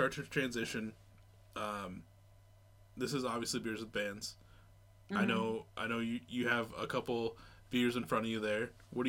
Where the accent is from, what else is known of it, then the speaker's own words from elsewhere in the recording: United States; moved away as an adult; growing up in the States, where literally from where I'm at right now to where I grew up, I'm 5 hours away.